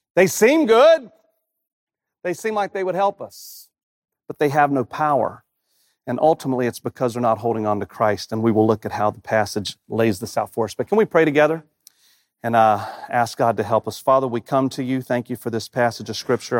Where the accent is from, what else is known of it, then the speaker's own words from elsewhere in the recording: Rocky Mount, North Carolina, United States; moved away as an adult; I haven't lived in my hometown of Rocky Mountain, North Carolina since, since nineteen ninety-six